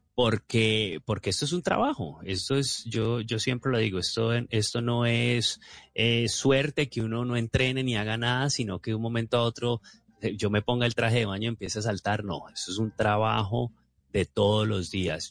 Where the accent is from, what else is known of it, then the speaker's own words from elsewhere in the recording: Colombia; uno como colombiano